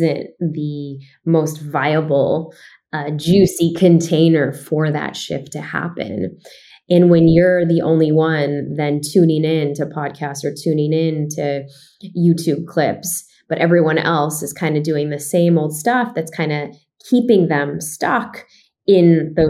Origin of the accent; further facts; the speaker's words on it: Chicago, Illinois, United States; me growing up in Chicago